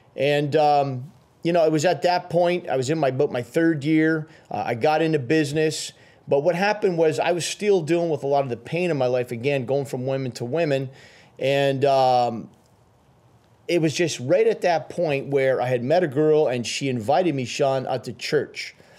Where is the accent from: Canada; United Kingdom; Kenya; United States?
Canada; Timmins, Ontario; also born or lived in Ottawa / Sudbury; I was raised, uh, in a place called Timmins